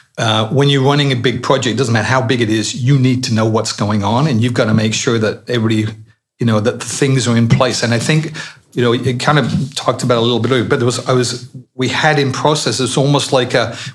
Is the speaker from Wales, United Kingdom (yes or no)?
no; Colchester, East of England, United Kingdom; moved away; I'm from Colchester